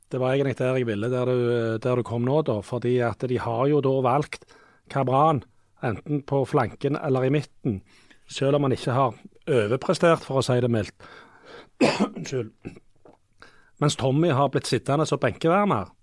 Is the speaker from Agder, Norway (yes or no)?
no; Rogaland, Norway; Sunde, der jeg kommer fra